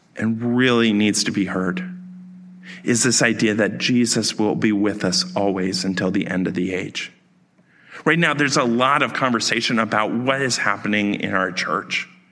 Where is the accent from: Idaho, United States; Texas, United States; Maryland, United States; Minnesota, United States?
Maryland, United States; outside of Baltimore; I grew up outside of Baltimore